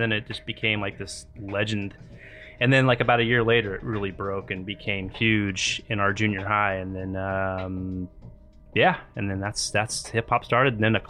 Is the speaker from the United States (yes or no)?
yes; Santa Cruz, California, United States; now in Los Angeles, United States; I'm from Santa Cruz, California.